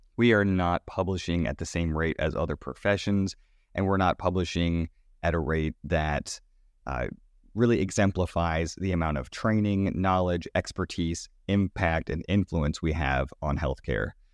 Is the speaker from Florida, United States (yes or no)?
yes; Sanford, Florida, United States; moved away; my hometown, uh, of Sanford, Florida